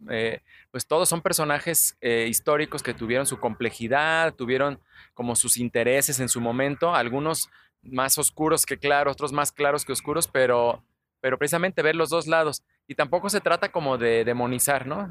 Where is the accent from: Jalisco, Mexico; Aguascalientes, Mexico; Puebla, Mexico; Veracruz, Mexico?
Jalisco, Mexico; Guadalajara; somos de aquí de Guadalajara. Prácticamente todos los que colaboramos en Curiosamente, los ilustradores, los redactores, hasta los científicos son tapatíos